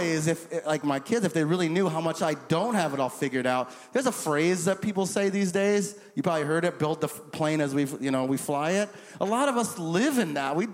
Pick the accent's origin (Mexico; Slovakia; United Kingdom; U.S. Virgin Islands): U.S. Virgin Islands; St. Croix; moved away; growing up in the St. Croix Virgin Islands